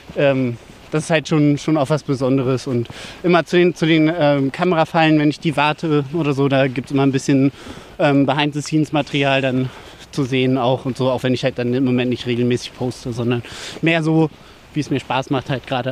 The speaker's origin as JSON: {"language": "German", "town": "Dötberg", "country": "Germany", "tie": "born or raised there", "said": "Und zwar bin ich ja hier in Dötberg aufgewachsen"}